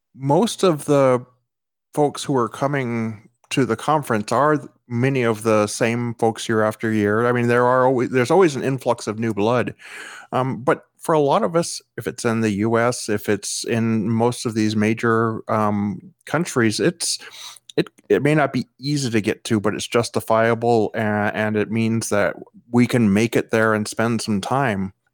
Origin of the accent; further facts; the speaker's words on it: United States; I'm an American